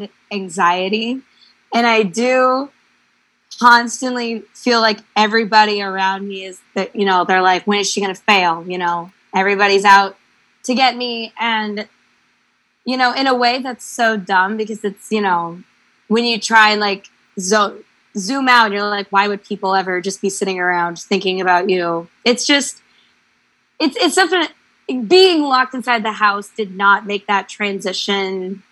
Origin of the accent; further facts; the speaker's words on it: Houston, Texas, United States; moved away as an adult; my family lives in Texas and I grew up in Houston